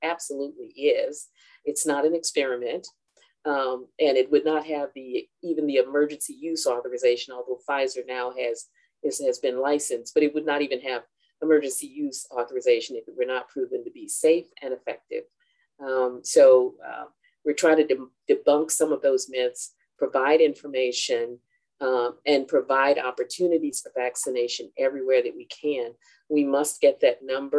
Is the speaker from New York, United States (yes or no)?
no; Chattanooga, Tennessee, United States; moved away as an adult; my hometown of Chattanooga, Tennessee. Born and raised here